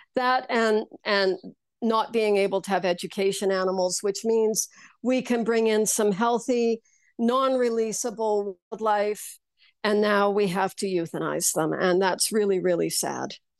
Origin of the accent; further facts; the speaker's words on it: Saskatchewan, Canada; I grew up in Saskatchewan